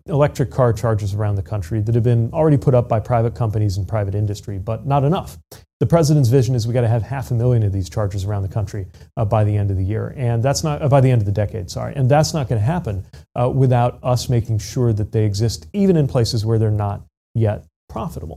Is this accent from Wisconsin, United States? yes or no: no; South Bend, Indiana, United States; my hometown of South Bend